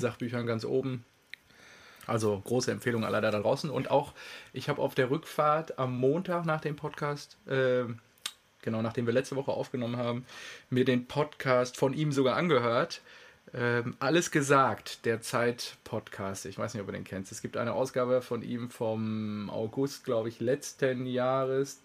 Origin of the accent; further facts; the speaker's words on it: North Rhine-Westphalia, Germany; also born or lived in Lünen area (near his small home village); now in Stuttgart, Germany; meiner Heimat, meiner schönen westfälischen äh, die da sehr flach ist